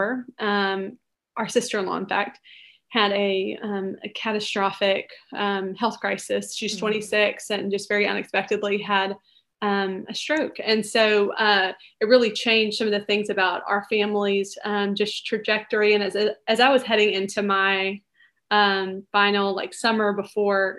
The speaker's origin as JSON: {"language": "English", "town": "Montgomery", "region": "Alabama", "country": "United States", "tie": "born or raised there", "lives_now": "Birmingham, United States", "said": "we are from Montgomery, Alabama, now living in Birmingham, and grew up in Montgomery"}